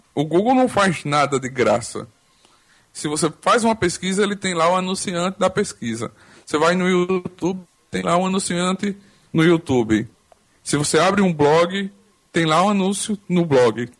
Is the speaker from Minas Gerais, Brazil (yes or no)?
no; Arapiraca, Alagoas, Brazil; Eu sou de Arapiraca, Alagoas